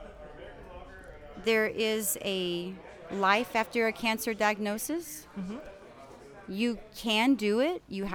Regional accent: Dallas, Texas, United States; I'm from Dallas, Texas, Mesquite area

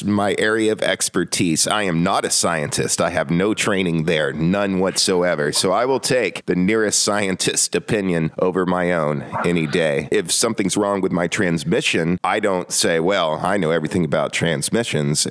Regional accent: North Georgia, United States; I grew up in North Georgia

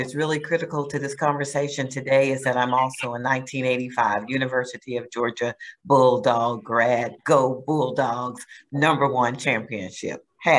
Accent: Heidelberg, Baden-Württemberg, Germany; born there; So growing up, we traveled a lot. I was born in Heidelberg, West Germany.

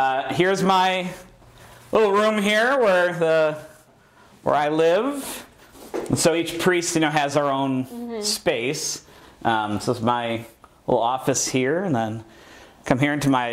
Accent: Elmwood Park, Illinois, United States; I grew up in Elmwood Park, which is the furthest west you can get on the northwest side

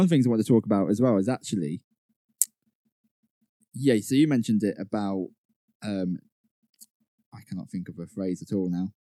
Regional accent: United Kingdom; we're British

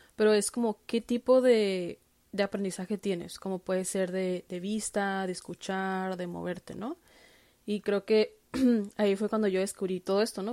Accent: Tijuana, Baja California, Mexico; moved away; yo que crecí en Tijuana

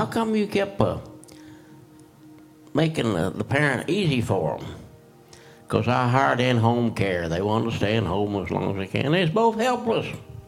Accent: Oklahoma, United States; moved away; I was raised in Oklahoma.

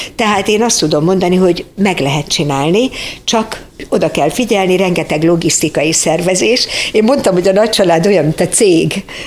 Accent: Budapest, Hungary; born or raised there

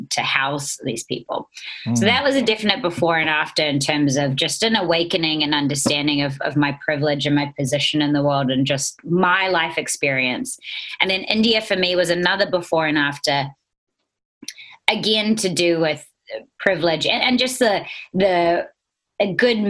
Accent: New Zealand; accent: Kiwi; moved away as an adult; now in Los Angeles, United States; it has been really cool being a Kiwi

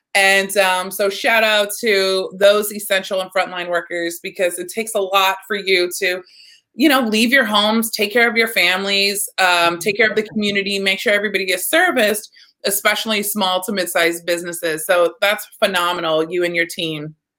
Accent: Texas, United States; I'm from Texas

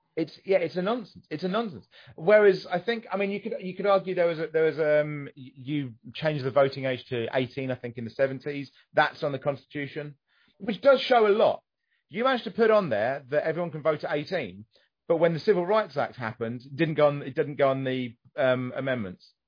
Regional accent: United Kingdom

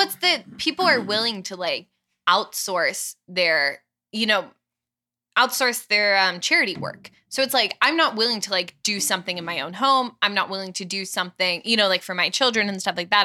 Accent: Atlanta, Georgia, United States; moved away as an adult; now in Steubenville, United States; I'm from Atlanta.

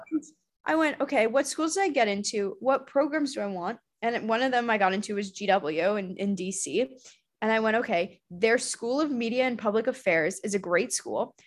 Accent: Arizona, United States; I'm from Arizona

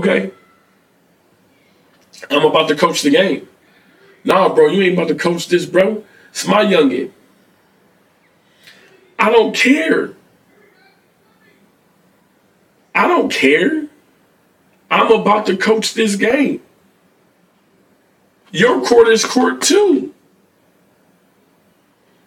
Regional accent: Philadelphia, Pennsylvania, United States; I'm from Philly

